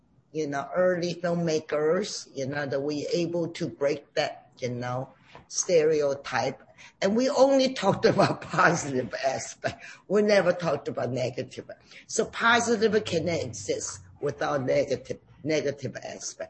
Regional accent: China; now in United States; I grew up in China

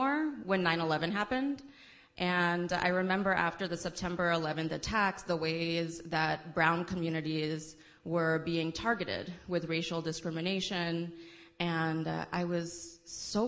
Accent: New York City, New York, United States; I am born and raised in the Bronx, New York

